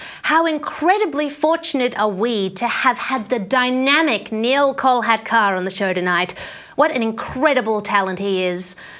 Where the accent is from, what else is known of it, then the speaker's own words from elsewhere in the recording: Sydney, New South Wales, Australia; now in Brisbane, Australia; I live in Brisbane, but I'm from Sydney originally